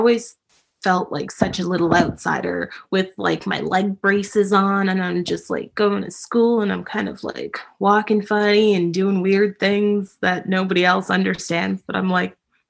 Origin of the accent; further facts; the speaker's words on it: Toronto, Ontario, Canada; I'm in Canada. I was born and raised in Toronto, Ontario, Canada